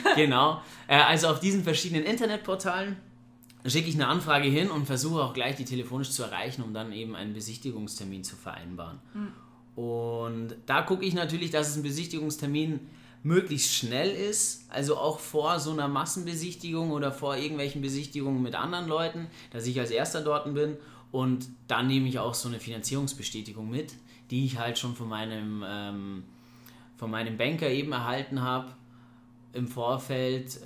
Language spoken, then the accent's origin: German; Ingolstadt, Bavaria, Germany; ich komme aus Ingolstadt, ich bin jetzt 30 Jahre jung